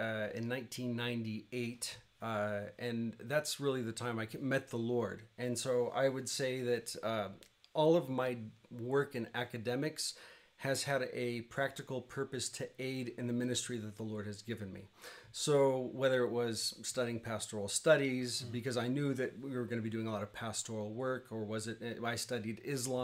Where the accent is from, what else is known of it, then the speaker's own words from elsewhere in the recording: Arkansas, United States; moved away as an adult; also born or lived in Turkey; now in Armenia; I'm from Arkansas